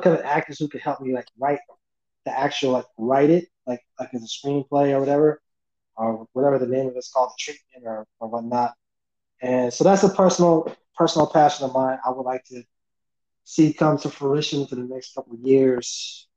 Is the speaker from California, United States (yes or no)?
yes; the Bay Area, California, United States; I'm from the Bay Area